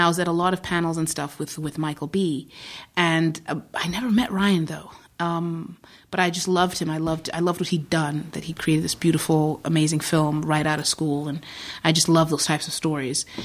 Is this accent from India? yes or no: no; Zimbabwe; born or raised there; moved away; also born or lived in Iowa, United States / New York, United States